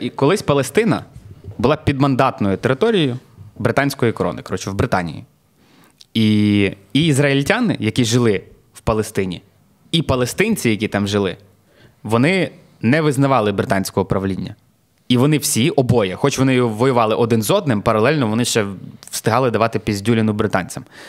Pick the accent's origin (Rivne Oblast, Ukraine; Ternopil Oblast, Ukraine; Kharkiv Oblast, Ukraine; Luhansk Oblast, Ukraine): Rivne Oblast, Ukraine; Klevan; now in Lviv, Ukraine; я з Клевані, я там народився